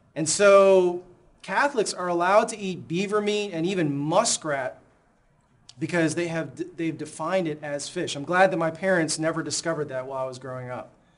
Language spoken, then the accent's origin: English; Chicago, Illinois, United States; moved away; my hometown, Chicago